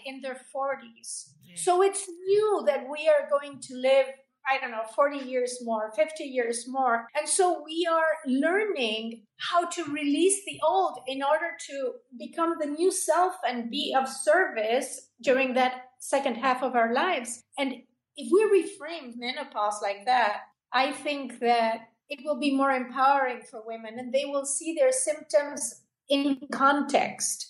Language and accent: English; Buenos Aires, Argentina; moved away as an adult; also born or lived in Los Angeles, United States; now in United States; I emigrated into the United States from Argentina. I was born in Buenos Aires